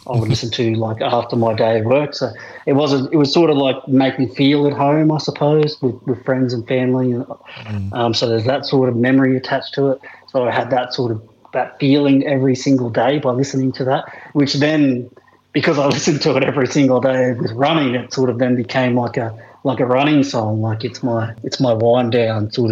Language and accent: English; Townsville, Queensland, Australia; moved away; where I grew up in Townsville, my friends and family